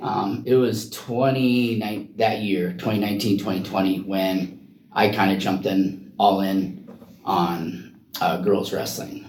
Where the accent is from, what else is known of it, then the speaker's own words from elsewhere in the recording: Iowa, United States; now in Oregon, United States; I'm originally from Iowa